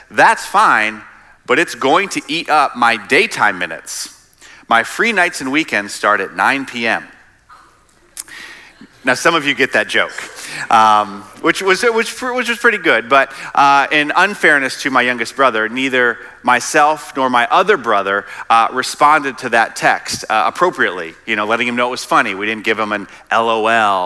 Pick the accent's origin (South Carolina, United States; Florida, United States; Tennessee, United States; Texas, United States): South Carolina, United States; moved away; also born or lived in Midwest; I'm actually originally from South Carolina